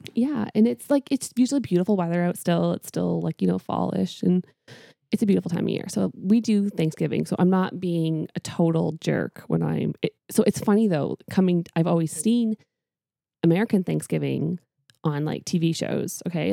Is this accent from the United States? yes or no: no; Canada; moved away; I am Canadian.